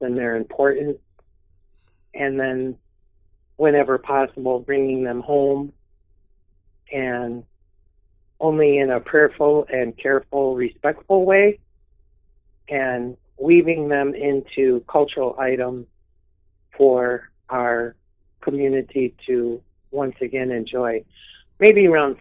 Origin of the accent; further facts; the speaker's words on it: Grand Rapids, Michigan, United States; I was born in the Washtenaw area, the Grand Rapids area, and about the center of the Mitt of the Lower Peninsula.